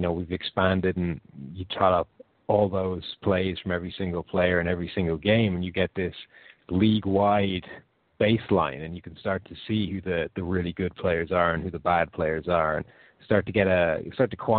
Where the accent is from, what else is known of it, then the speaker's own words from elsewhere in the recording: Ireland; I'm from Ireland, which is a little bit different, close to the UK